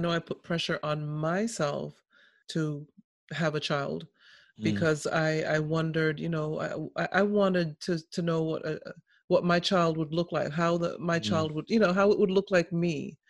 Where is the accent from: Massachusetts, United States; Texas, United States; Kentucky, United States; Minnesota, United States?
Massachusetts, United States; Boston; I grew up in Boston, just outside of Boston. So, you know, you learn how to fend for yourself, you know?